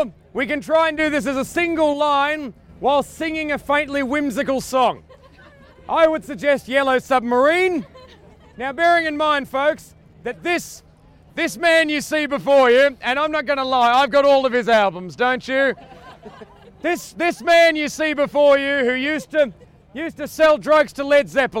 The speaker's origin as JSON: {"language": "English", "country": "Australia", "said": "I'm Australian"}